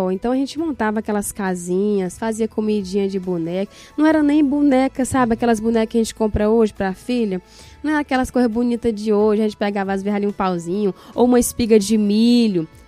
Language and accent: Portuguese; Tamboril, Ceará, Brazil; Eu sou natural de é, município de Tamboril, né? Nasci no município, né, num lugar chamado Água Fria, né, o é interior de Tamboril. Sou de lá.